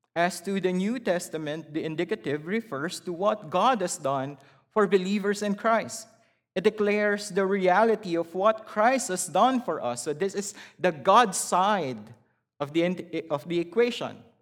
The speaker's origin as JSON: {"language": "English", "country": "Philippines", "tie": "born or raised there", "moved": "as an adult", "said": "I was born and raised in the Philippines."}